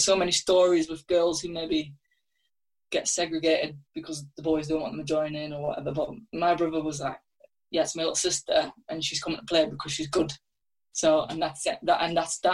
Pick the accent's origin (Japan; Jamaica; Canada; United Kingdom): United Kingdom; England; as an English person